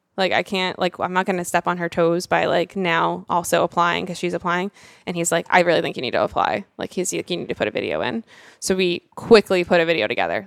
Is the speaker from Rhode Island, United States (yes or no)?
yes; Rhode Island, United States; I'm this girl from Rhode Island